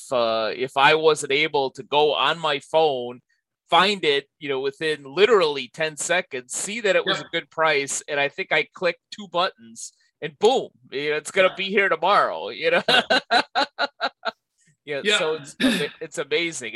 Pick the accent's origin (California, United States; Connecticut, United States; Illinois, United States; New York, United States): Illinois, United States; Chicago; now in Los Angeles, United States; my hometown of Chicago or in Los Angeles, so where I live now